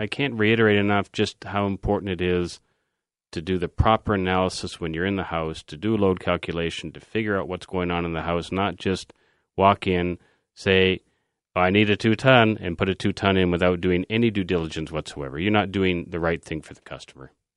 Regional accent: Canada; we are Canadian

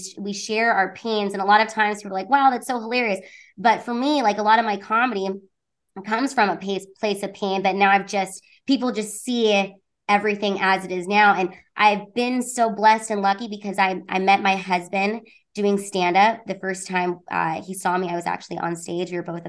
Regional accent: Honolulu, Hawaii, United States; born there; And I was born in Honolulu, Hawaii at a military base up there, which thank God that I was born on that base

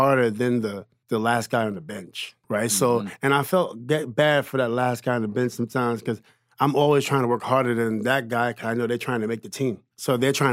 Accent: New York City, New York, United States; I was from Queens

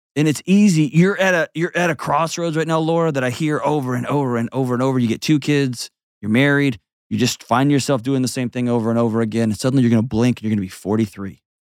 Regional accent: Houston, Texas, United States; moved away; my hometown, home of the Houston Astros

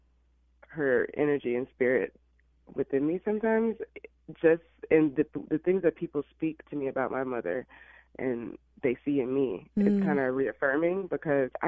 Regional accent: Illinois, United States; moved away as an adult; also born or lived in Alabama; now in Los Angeles, United States; I was raised in Illinois.

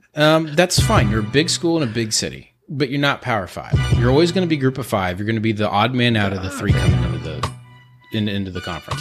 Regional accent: Houston, Texas, United States; I'm from Houston.

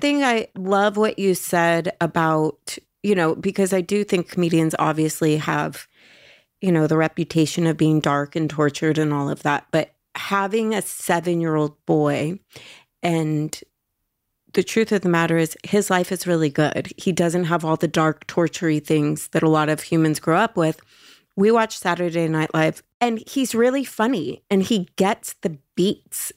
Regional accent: Los Angeles, California, United States; in Los Angeles

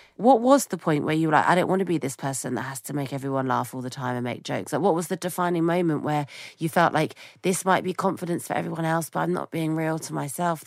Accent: United Kingdom; as a British person

